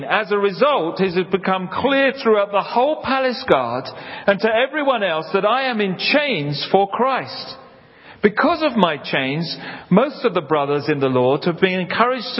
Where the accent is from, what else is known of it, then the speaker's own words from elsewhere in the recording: London, United Kingdom; I grew up in South London near Hampton Court.